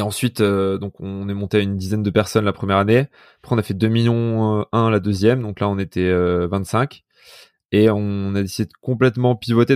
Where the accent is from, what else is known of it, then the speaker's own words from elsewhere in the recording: Vif, Auvergne-Rhône-Alpes, France; je suis un mec de vif. donc, à côté, dans la banlieue de Grenoble, j'ai fait, j'étais au lycée en ZEP